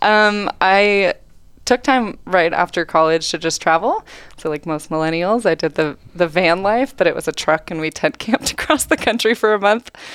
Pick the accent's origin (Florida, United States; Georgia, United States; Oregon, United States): Oregon, United States; Welches; I grew up in Welches, Oregon, a really small town on Mount Hood